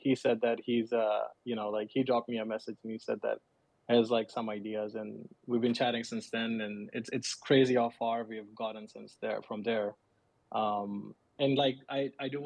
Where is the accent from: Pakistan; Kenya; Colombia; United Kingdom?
Pakistan; moved away as an adult; now in United States; I'm originally from Pakistan, and I grew up there, but moved to US like 6 years ago